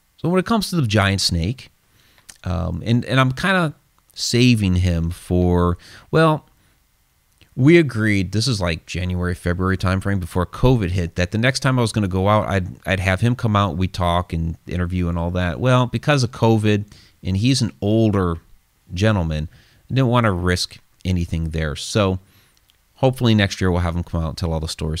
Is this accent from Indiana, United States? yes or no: no; Ohio, United States; it's my home state